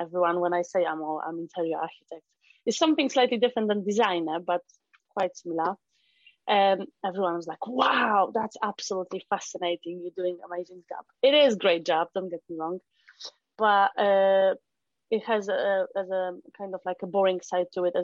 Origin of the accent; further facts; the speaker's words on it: Poland; English is a second language; moved away as an adult; I'm not native English speaker, so I'm from Poland. And the whole life happened in Poland.